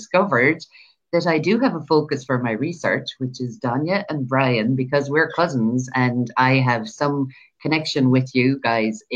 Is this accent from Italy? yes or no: no; Ireland; I'm from Ireland. I live in Ireland.